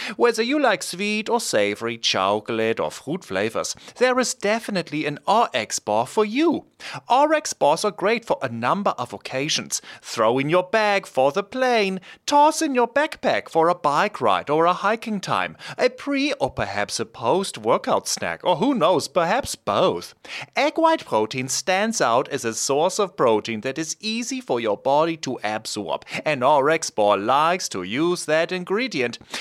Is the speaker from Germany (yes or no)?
yes; Erlangen, Bavaria, Germany; moved away; I'm from Erlangen, which is close to Nürnberg.